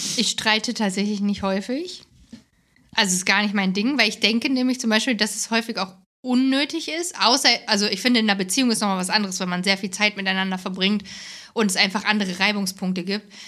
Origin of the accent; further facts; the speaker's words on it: Hesse, Germany; moved away; Ich komme aus Hessen, aus, also ich bin in Hessen im Dorf groß geworden